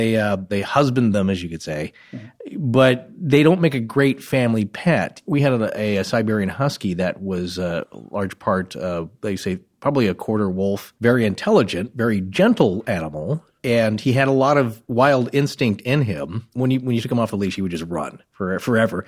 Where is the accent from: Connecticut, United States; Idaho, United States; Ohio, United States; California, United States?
Idaho, United States; Idaho Panhandle, United States; Idaho, Idaho Panhandle region